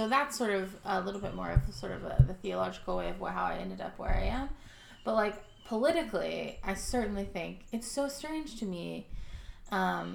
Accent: Texas, United States; growing up in Texas, attending a Baptist church

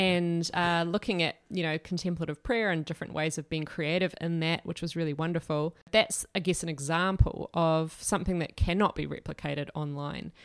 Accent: Dunedin, Otago, New Zealand; our family moved to Aotearoa, I was born in Dunedin, but we went away, then came back. I started going to Anglican Adventure Ministries camps, and I was eight years old

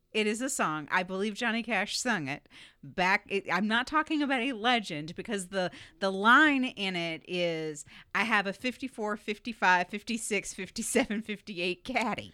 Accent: Southeast Florida, United States; moved away; I grew up in Florida

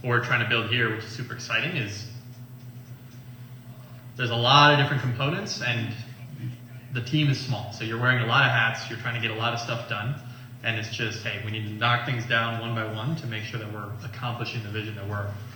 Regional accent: St. Paul, Minnesota, United States; moved away as an adult; also born or lived in California; I grew up in St. Paul, Minnesota

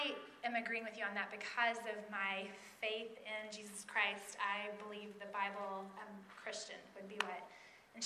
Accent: East Tennessee, United States; moved away as an adult; now in Minneapolis, United States; I do live in Minneapolis right now. I'm a Minnesotan, but I grew up in East Tennessee

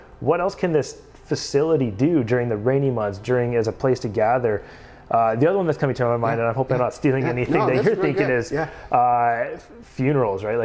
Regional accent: Surrey, British Columbia, Canada; moved away as an adult; now in Mission, Canada; I grew up in Surrey

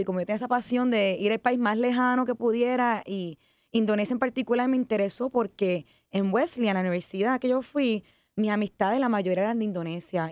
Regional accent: Puerto Rico; also born or lived in Ecuador / Switzerland / Japan; decido regresar a Puerto Rico

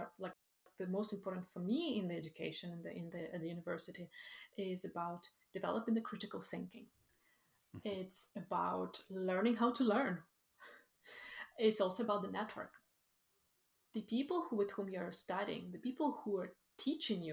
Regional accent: Ukraine; also born or lived in Sweden; now in Iceland; I am originally from Ukraine

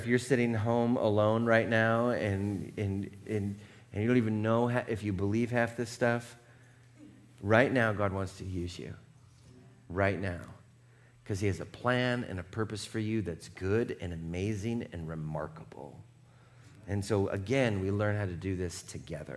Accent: Seattle, Washington, United States; now in California, United States; I grew up in Seattle. We did everything in the rain

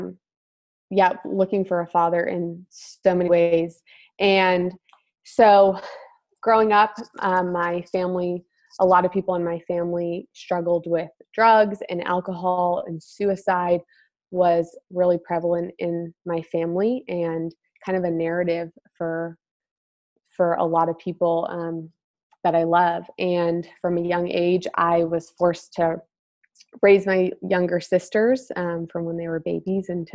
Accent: Connecticut, United States; moved away as an adult; now in Nashville, United States; I'm from Connecticut and grew up in a family that loved the Lord

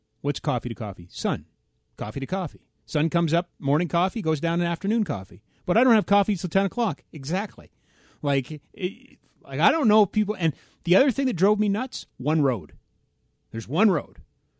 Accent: Edmonton, Alberta, Canada; I grew up in Edmonton

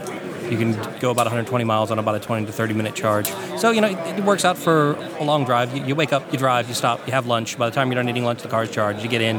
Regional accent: the South, United States; growing up in the South like you do.

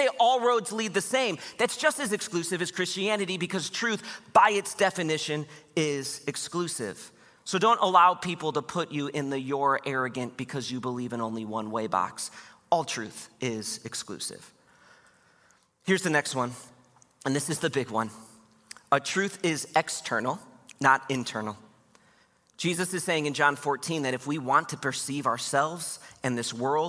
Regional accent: Grand Haven, Michigan, United States; also born or lived in Wheaton, Illinois; I was born in Wheaton, Illinois. I grew up in Grand Haven, Michigan

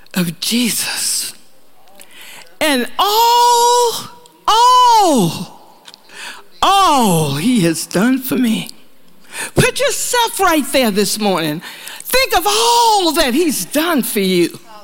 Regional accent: the South, United States; moved away; We're from the South

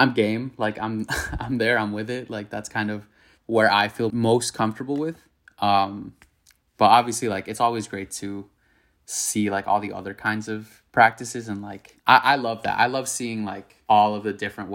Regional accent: Miami, Florida, United States; moved away as an adult; also born or lived in New York; the community that I'm from is like the Latino Jewish community of Miami

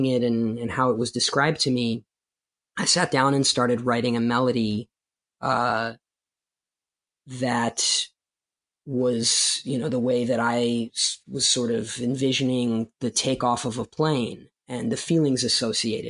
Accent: Baltimore, Maryland, United States; also born or lived in Soviet Union; escaping the Soviet Union, growing up in Baltimore City, and going through the challenges of being an immigrant in the United States

